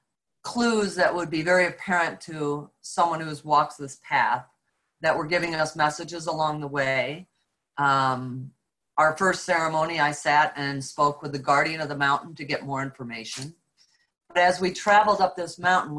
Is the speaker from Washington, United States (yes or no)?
no; upstate New York, United States; we were fortunate to live on a 40-acre farm in upstate New York